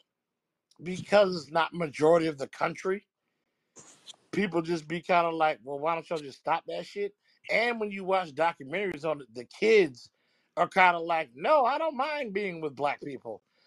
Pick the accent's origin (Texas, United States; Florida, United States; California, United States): Florida, United States; moved away; I'm originally from Florida.